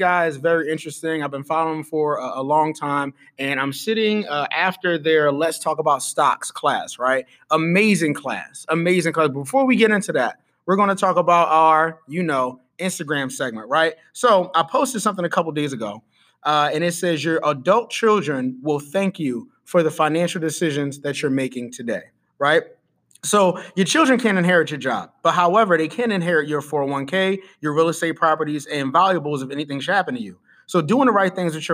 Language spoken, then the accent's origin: English; Philadelphia, Pennsylvania, United States; I'm from the city of Philadelphia, the city of brotherly love